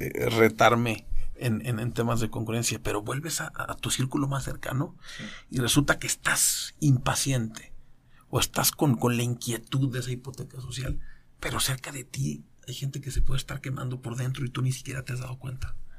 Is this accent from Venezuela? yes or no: no; Mexico; en México tenemos en fortuna